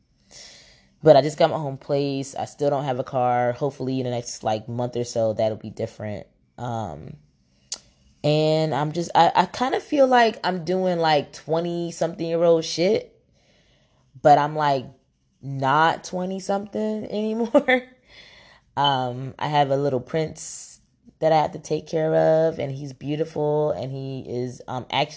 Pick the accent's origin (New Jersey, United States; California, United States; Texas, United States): New Jersey, United States; Camden; also born or lived in Philadelphia, Pennsylvania; now in Atlanta, United States; I'm located in Atlanta, Georgia right now, but I come from Jersey, is where I was born and raised in Camden.